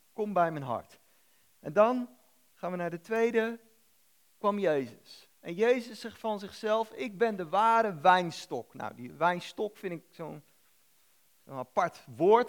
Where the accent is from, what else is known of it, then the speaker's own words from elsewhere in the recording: The Hague, South Holland, Netherlands; moved away; ik kom oorspronkelijk uit Den Haag tegen het Westland aan